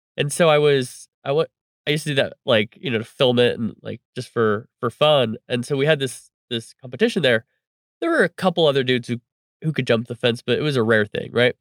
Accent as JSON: {"language": "English", "town": "Reedley", "region": "California", "country": "United States", "tie": "born or raised there", "said": "my hometown of Reedley, California"}